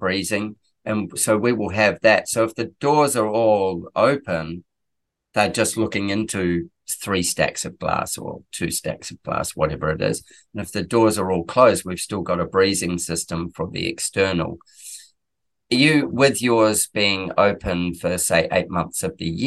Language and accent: English; New Zealand; now in Queensland, Australia; I'm a Kiwi, so I'm from New Zealand.